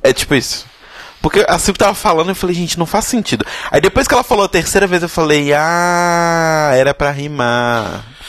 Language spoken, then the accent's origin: Portuguese; Brazil; Nós brasileiros falamos inglês de um determinado jeito